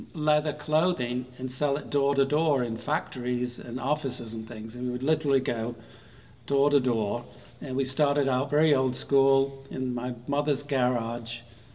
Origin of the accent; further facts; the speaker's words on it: the north of England, United Kingdom; moved away as an adult; also born or lived in Chicago; now in Charleston, United States; I grew up in Northern England